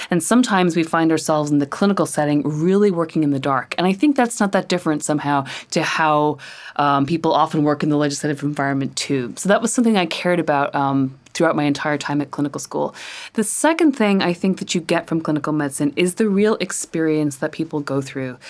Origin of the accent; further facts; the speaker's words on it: Northern Ireland, United Kingdom; I grew up in Northern Ireland